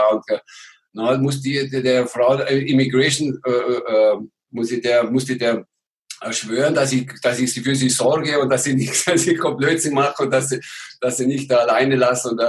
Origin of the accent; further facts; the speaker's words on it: Germany; Und, und ich als Deutscher, auch nicht der Kleinste, wurde natürlich immer herausgefordert.